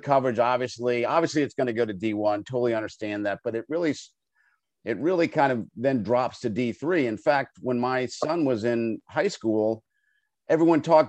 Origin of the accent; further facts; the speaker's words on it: Longmeadow, Massachusetts, United States; now in Northern Virginia, United States; growing up in my hometown of Longmeadow, Massachusetts.